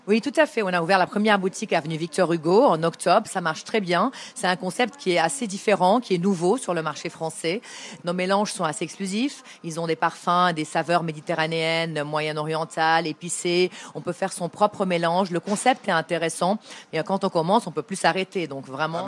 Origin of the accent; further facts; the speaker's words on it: Beirut, Beirut Governorate, Lebanon; Je viens de Beyrouth, du Liban